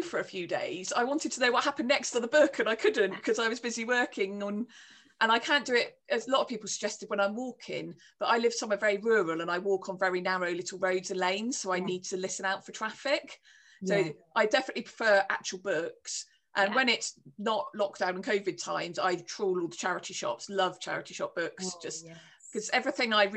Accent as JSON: {"language": "English", "area": "Cornwall", "region": "South West England", "country": "United Kingdom", "said": "I'm Cornish"}